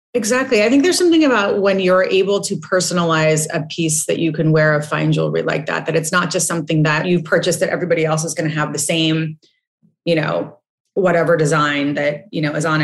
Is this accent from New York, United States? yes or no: no; Montecito, California, United States; also born or lived in Switzerland; I grew up in Montecito, which is a small town just south of Santa Barbara